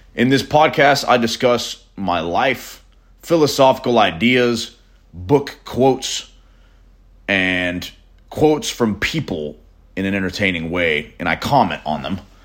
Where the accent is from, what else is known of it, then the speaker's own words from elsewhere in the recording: Nashville, Tennessee, United States; I'm a musician from Nashville, Tennessee